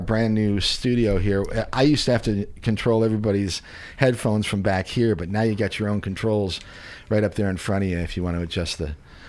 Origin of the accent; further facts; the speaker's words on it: Chicago, Illinois, United States; moved away as an adult; now in Missouri, United States; I'm from Chicago originally, and so I know the big snow.